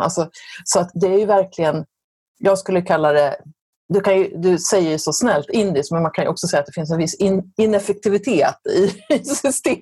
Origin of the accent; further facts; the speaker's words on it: Sweden; vi svenskar